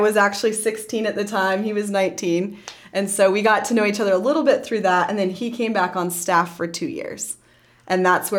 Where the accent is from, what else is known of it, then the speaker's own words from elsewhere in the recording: Montrose, Colorado, United States; moved away as an adult; now in Lancaster County, United States; I grew up in Colorado.